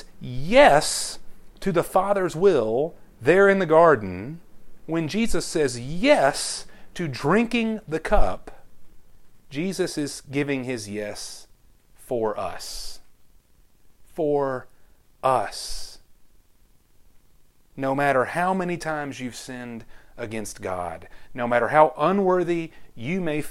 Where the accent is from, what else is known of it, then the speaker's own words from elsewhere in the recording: Conroe, Texas, United States; growing up in Conroe Church of Christ.